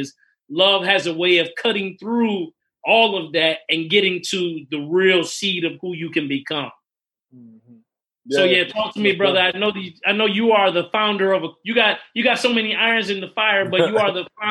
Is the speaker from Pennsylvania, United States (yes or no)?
no; Indiana, United States; also born or lived in California; I'm from Cali, raised in Indiana